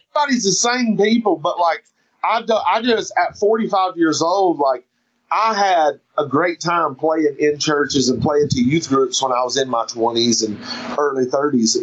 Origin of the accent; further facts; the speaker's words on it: United States; also born or lived in Seattle, United States / North Carolina, United States; now in South Carolina, United States; I'm from the Carolinas. It's hard for me to claim one or the other. I live in South Carolina right now, but I got a North Carolina tattoo on my wrist, and I'm a Tar Heel till